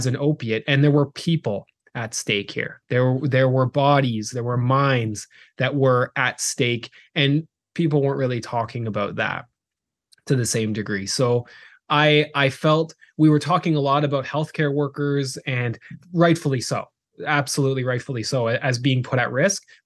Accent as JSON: {"language": "English", "country": "Canada", "tie": "born or raised there", "also_born_or_lived": "South Carolina", "moved": "as an adult", "said": "we are Canadian. Grew up in Canada"}